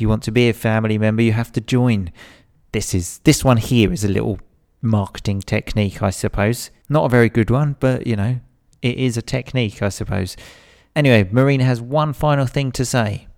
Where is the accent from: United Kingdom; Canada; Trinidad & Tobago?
United Kingdom; England; I'm definitely English. I definitely come from England